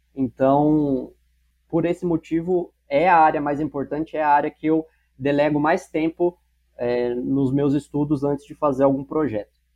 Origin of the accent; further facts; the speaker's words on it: São Paulo, Brazil; also born or lived in Barretos; eu nasci em Barretos, né, cidade do interior do estado de São Paulo. É, ainda pequeno, fui morar na cidade de São Paulo, onde eu cresci e onde hoje eu moro